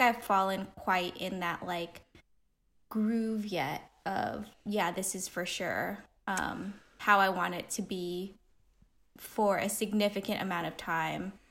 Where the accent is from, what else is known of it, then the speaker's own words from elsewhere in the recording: Pasadena, California, United States; I grew up in Pasadena